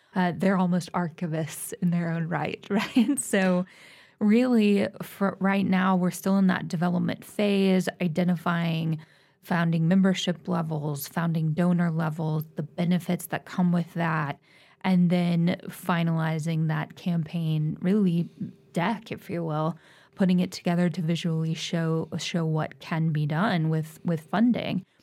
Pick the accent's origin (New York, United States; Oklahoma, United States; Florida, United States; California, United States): Oklahoma, United States; Tulsa; moved away as an adult; I'm from Tulsa and I've, I've now been back for almost ten years